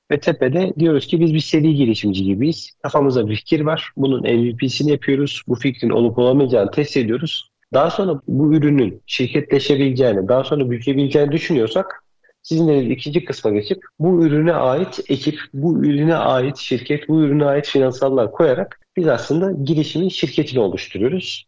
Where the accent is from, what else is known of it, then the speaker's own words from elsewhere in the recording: Bursa, Turkey; Bursa'da doğdum büyüdüm.